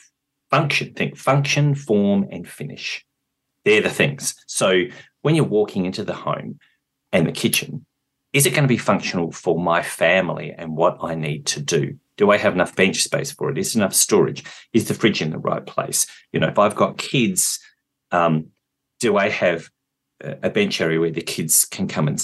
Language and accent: English; Adelaide, South Australia, Australia; I'm from Adelaide